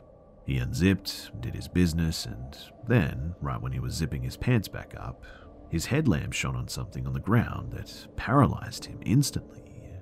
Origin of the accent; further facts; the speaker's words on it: California, United States; When I was a teenager growing up in Southern California, it wasn't uncommon to hitchhike with my friends.